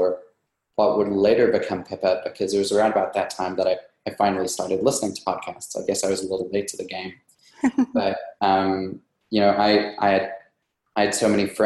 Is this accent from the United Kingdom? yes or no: no; South Africa; moved away as an adult; also born or lived in New York, United States; now in United States; I came from South Africa. That's where I grew up. And I actually came to the USA in 2010 to do grad school in philosophy